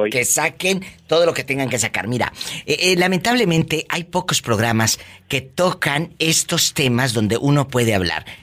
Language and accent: Spanish; Peru; yo soy del Perú.